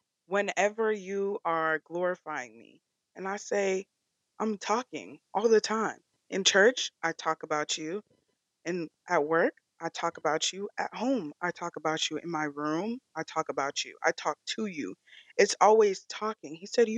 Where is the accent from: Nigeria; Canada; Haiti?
Nigeria; I'm Nigerian. So I packed proper food, bro.